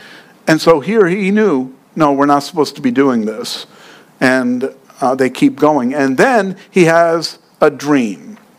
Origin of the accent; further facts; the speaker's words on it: New York, United States; Because I'm from New York, and that's what New Yorkers do.